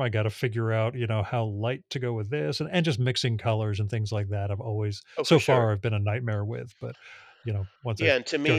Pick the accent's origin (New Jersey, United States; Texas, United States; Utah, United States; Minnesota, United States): New Jersey, United States; born there; It's just a function of being born in Northern New Jersey in 1971.